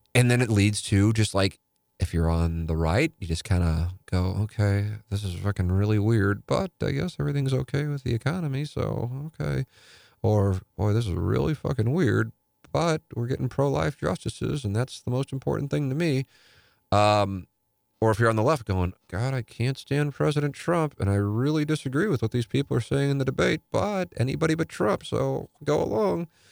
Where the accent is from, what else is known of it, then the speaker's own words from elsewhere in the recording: St. Louis, Missouri, United States; growing up in South St. Louis